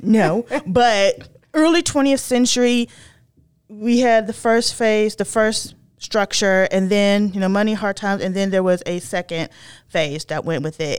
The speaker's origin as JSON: {"language": "English", "region": "northern North Carolina", "country": "United States", "tie": "born or raised there", "said": "I am from North Carolina. I'm from the northern part of the state"}